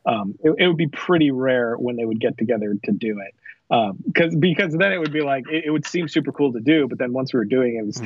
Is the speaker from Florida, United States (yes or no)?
yes; South Florida, United States; moved away as an adult; also born or lived in Orlando, Florida; now in Texas, United States; I am from Florida. I grew up in uh, South Florida.